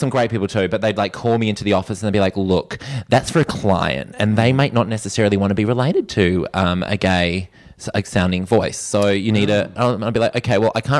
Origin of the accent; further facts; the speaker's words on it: Australia; I'm Australian.